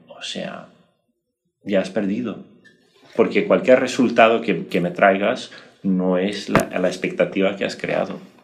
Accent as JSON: {"language": "Spanish", "country": "Brazil"}